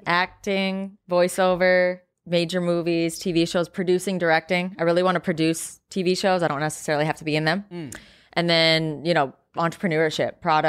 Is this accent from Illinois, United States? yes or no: no; Eden Prairie, Minnesota, United States; Eden Prairie.